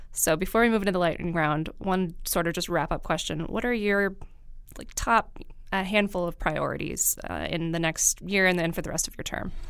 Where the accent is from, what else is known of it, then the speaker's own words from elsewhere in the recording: Marinette, Wisconsin, United States; I grew up in Marinette